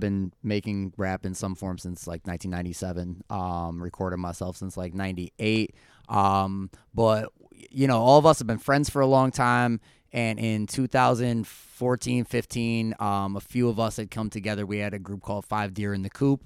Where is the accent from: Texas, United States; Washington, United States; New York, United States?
New York, United States; Clifton Park; I'm originally from Clifton Park. Really lived all around here for pretty much my whole life